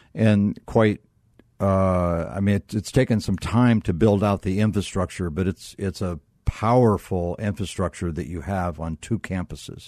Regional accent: Northeast Ohio, United States; I was brought up in North, Northeast Ohio

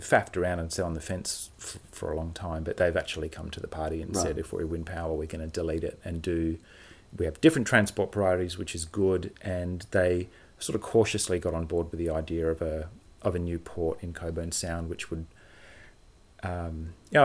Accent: Perth, Western Australia, Australia; I went to Bull Creek Primary.

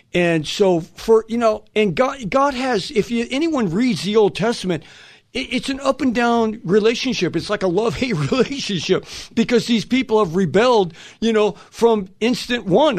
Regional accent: Los Angeles, California, United States; I'm from Los Angeles.

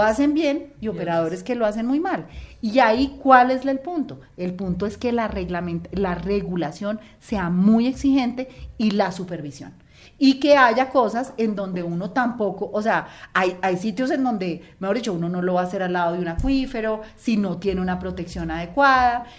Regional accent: Colombia; como colombianos

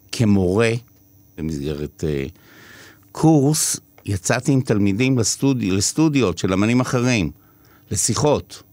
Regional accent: Israel; also born or lived in New York, United States; חוזרים לישראל, וזה נגמר בקיבוץ

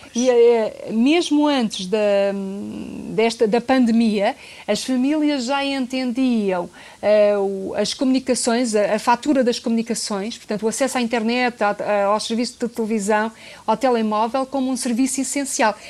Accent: Portugal; nós portugueses

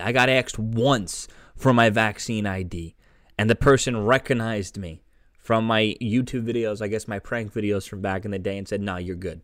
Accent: New York City, New York, United States; my hometown, Staten Island

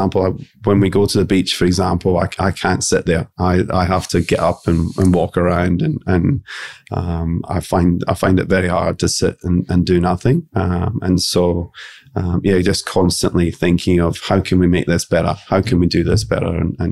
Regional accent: Scotland, United Kingdom; Being Scottish, I think we're quite a conservative nation and by nature.

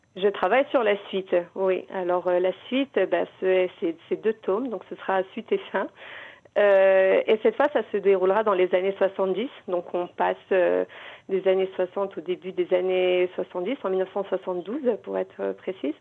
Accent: Morocco; moved away as an adult; also born or lived in Paris, France; now in Israel; je suis née au Maroc, j'ai vécu toute ma jeunesse, mon adolescence, j'ai eu mon bac en 97

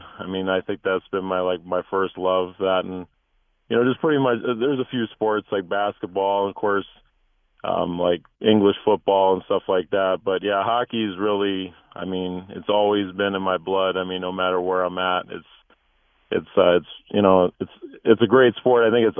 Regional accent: Minnesota, United States; also born or lived in California; now in Tucson, United States; Okay, so I'm originally from Minnesota, kind of a transplant to California, and then we moved to Tucson in '99.

